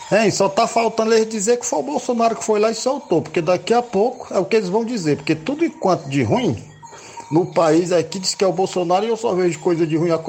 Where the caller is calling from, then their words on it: Lagoa de São Pedro, Ceará, Brazil; da Lagoa de São Pedro.